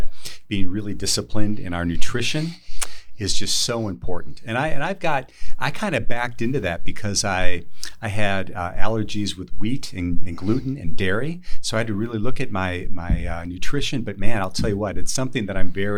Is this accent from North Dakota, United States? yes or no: no; Wisconsin, United States; I grew up in Wisconsin